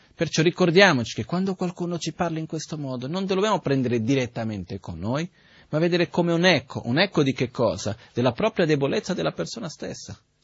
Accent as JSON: {"language": "Italian", "country": "India", "tie": "born or raised there", "moved": "yes", "said": "Io son cresciuto in India"}